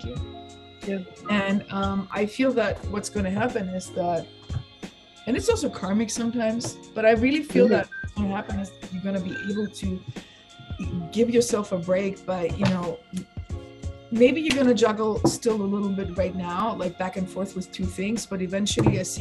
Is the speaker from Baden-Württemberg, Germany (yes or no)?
yes; Stuttgart, Baden-Württemberg, Germany; moved away; I'm from Stuttgart